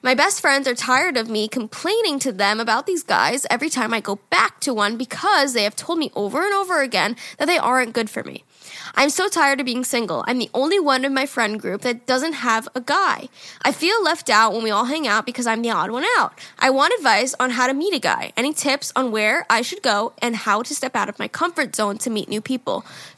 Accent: New Jersey, United States; Hey, guys … I'm from New Jersey.

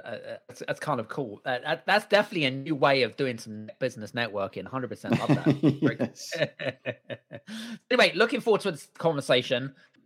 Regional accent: United Kingdom; And so it was kind of weird, like coming from a culture, like being British, you're kind of not used to seeing that, right?

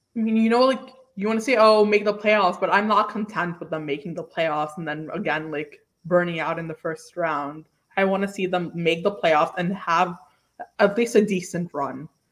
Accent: New York City, New York, United States; I'm from Staten Island

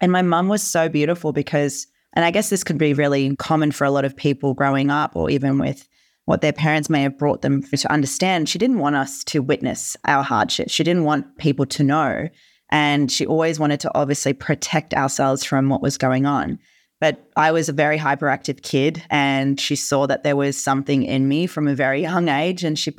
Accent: Germany; born there; First of all, I wasn't born in Australia. I was born in Germany.

